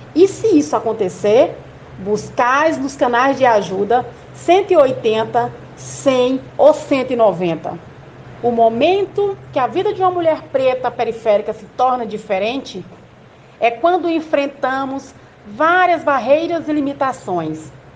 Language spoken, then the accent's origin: Portuguese; Porto Nacional, Tocantins, Brazil; also born or lived in Palmas, Brazil; nasci em Porto Nacional. Esse casal tiveram seis filhos, tive uma infância muito humilde